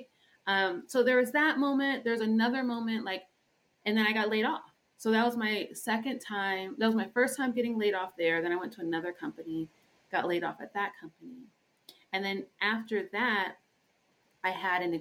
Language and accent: English; Colorado, United States; I'm first generation born in Colorado